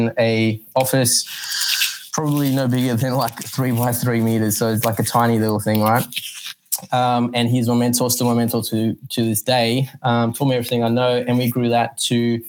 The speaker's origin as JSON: {"language": "English", "town": "Johannesburg", "region": "Gauteng", "country": "South Africa", "tie": "born or raised there", "moved": "yes", "lives_now": "Sydney, Australia", "said": "from Sydney, well, reside in Sydney, Australia, born Johannesburg, South Africa, came here 23 years ago now"}